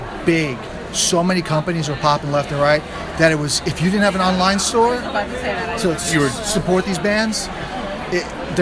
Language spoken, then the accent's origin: English; Long Island, New York, United States; we were great friends growing up in the Long Island hardcore scene